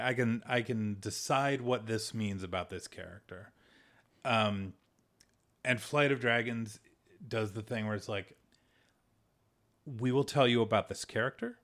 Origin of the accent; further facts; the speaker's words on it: United States; We're from America